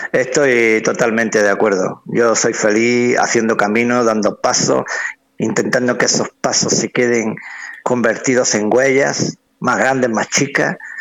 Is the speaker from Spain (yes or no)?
yes; Spain; soy el músico español